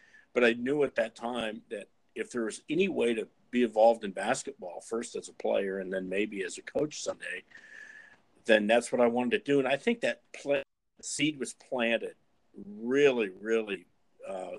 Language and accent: English; Fort Dodge, Iowa, United States; my hometown in Fort Dodge, Iowa